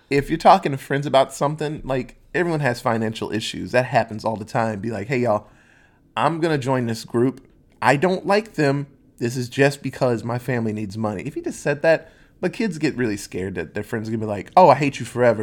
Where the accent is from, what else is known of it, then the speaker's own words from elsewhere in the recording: Netherlands; moved away; where I grew up in Holland.